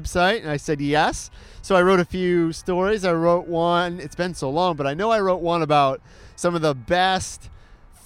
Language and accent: English; Detroit, Michigan, United States; now in Orlando, United States; where I grew up in Detroit.